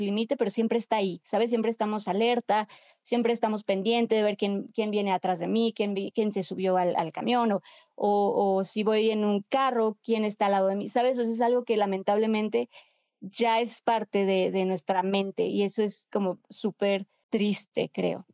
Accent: Mexico; como pues, mexicanos, mexicanas

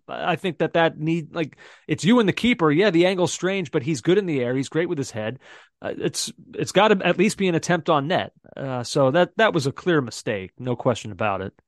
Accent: United States; as American fans and analysts

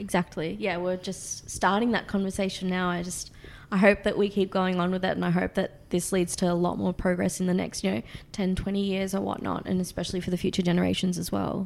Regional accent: Australia; accent: Australian; my Australian accent

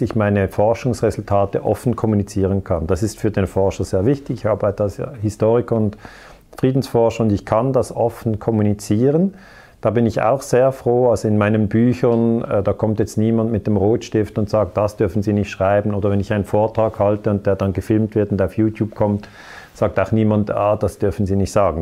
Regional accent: Switzerland; ich bin in der Schweiz geboren

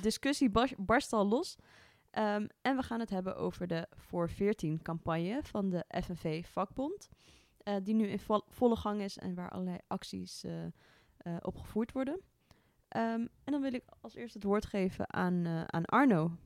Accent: Amsterdam, North Holland, Netherlands; kom ook uit het mooie Amsterdam

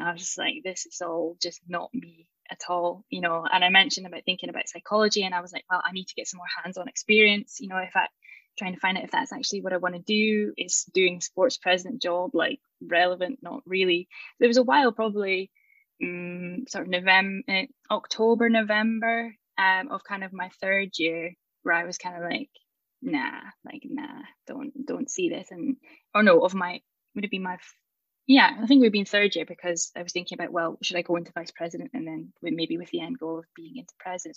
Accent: Aberdeen, Scotland, United Kingdom; moved away as an adult; now in Edinburgh, United Kingdom; I'm from Aberdeen

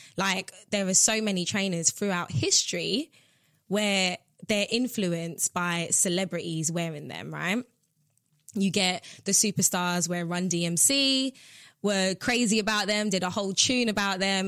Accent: New York City, New York, United States; now in United Kingdom; I was raised in Brooklyn, New York. I was born here, as you know, but I went mm. to Brooklyn when I was five

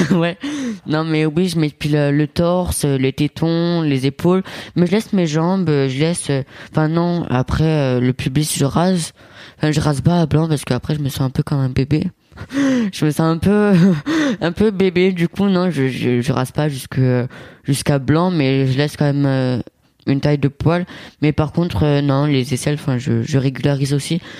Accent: Italy; parce que moi je suis italien et mon père c'est cliché italien, petit, euh, poilu

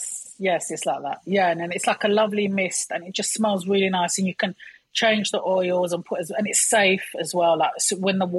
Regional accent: London, United Kingdom; I was raised near Broadway Market

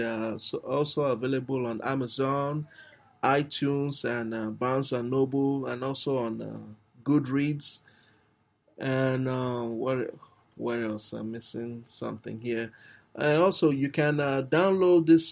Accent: Nigeria; I'm actually a Nigerian

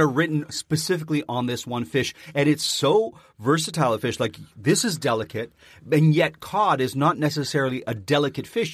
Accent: Canada; I'm Canadian.

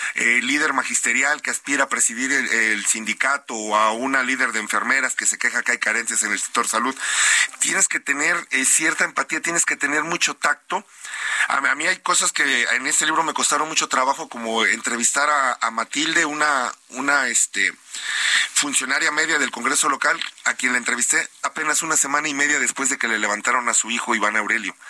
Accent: Veracruz, Mexico; yo soy de Veracruz

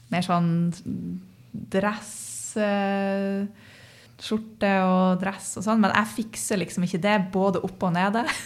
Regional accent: Northern Norway, Norway; en ekte nordlending

